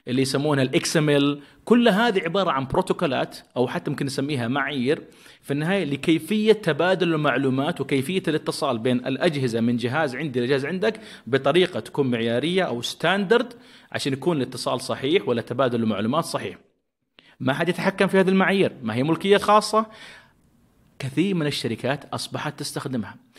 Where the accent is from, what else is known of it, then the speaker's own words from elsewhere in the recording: Saudi Arabia; عندنا في السعودية